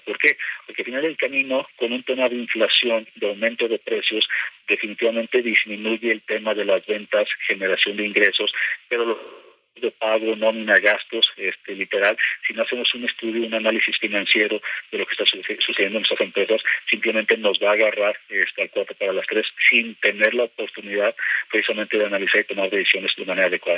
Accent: Mexico; a mí como mexicano

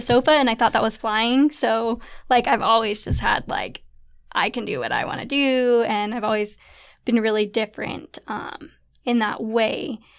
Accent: St. George, Utah, United States; moved away as an adult; now in Pleasant Grove, United States; I'm from Saint George, Utah, but now living in Pleasant Grove with my husband, Nathan

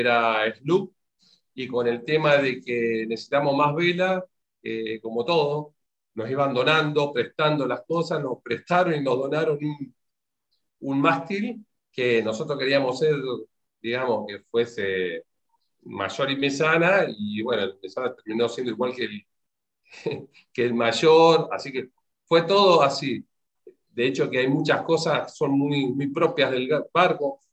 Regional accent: Mendoza, Argentina; moved away; also born or lived in Comodoro Rivadavia; Yo estaba recién llegado a Comodoro, porque soy de Mendoza

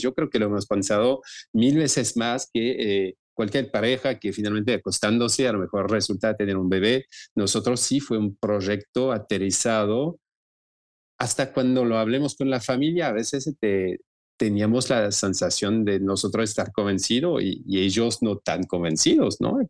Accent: Lyon, Auvergne-Rhône-Alpes, France; Spanish is a second language; moved away as an adult; also born or lived in Marseille / Brittany / Argentina; now in Mexico; inicié en Lyon, de donde vengo, de donde nací

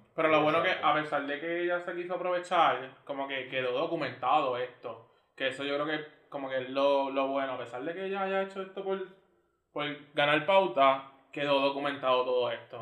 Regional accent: San Germán, Puerto Rico; moved away as an adult; also born or lived in San Juan; soy de San Germán

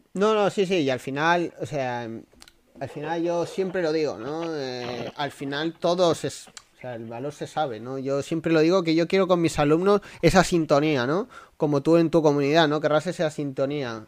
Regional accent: a village near Badajoz, Extremadura, Spain; moved away; mi pueblo está al lado de Badajoz, a 20 minutos

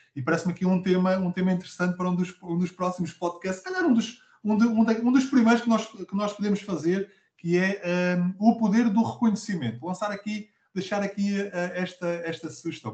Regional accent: Abrantes, Centro, Portugal; sou natural de Abrantes

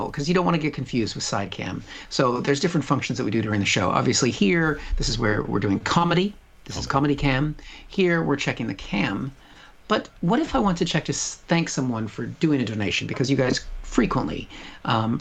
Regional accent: United States; also born or lived in Britain; now in United Kingdom; I'm from America.

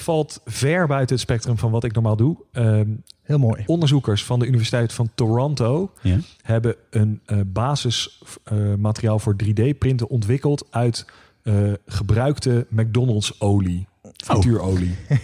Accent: The Hague, South Holland, Netherlands; accent: Haags; mijn eh, native Haagse

